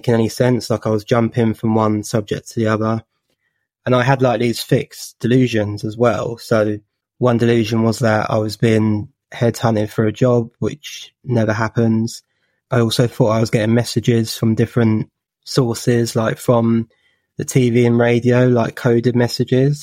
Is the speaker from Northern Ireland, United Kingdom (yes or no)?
no; Watford, East of England, United Kingdom; I'm from Watford in Hertfordshire.